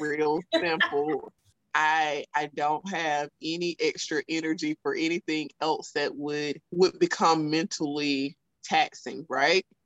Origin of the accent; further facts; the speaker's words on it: South Alabama, United States; accent: thick Southern; I'm from South Alabama, so you know, my, my thick Southern accent